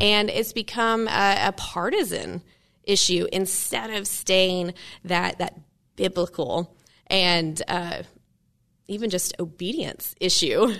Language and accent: English; Maryville, Tennessee, United States; moved away; grew up in Maryville as well